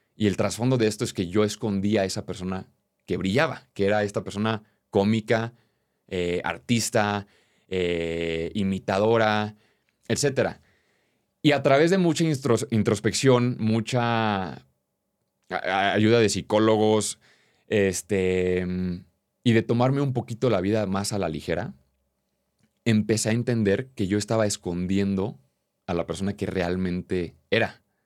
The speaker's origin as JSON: {"language": "Spanish", "region": "Querétaro", "country": "Mexico", "said": "Yo soy de Querétaro, un lugar muy tradicional"}